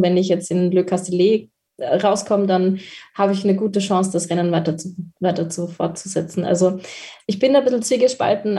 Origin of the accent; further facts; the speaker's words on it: Austria; bei uns in Österreich